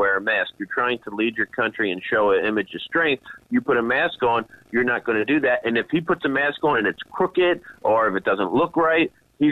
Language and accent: English; New Jersey, United States; moved away; I was from New Jersey originally.